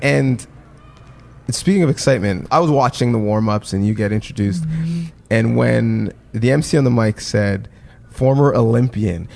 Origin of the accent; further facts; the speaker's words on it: Canada; as Canadians